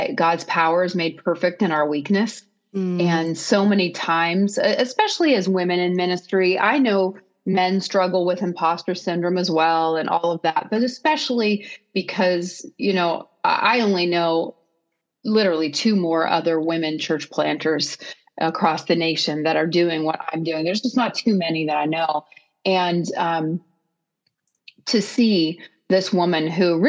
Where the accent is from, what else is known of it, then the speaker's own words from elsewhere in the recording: Columbiana, Ohio, United States; this church in my hometown of Columbiana, Ohio